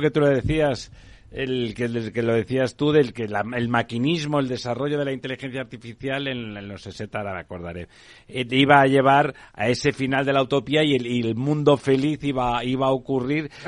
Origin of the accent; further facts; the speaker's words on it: Barcelona, Catalonia, Spain; soy de Barcelona